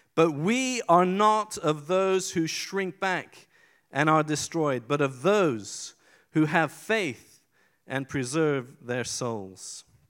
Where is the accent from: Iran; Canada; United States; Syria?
Iran; moved away; I was born in Iran in 1974.